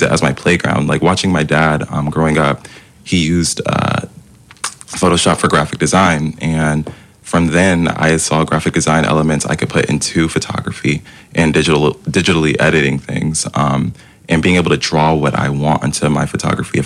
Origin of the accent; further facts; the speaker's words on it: Durham, North Carolina, United States; moved away as an adult; now in Greensboro, United States; I grew up and I was born in Durham, North Carolina. So the only reason I'm in Greensboro is for school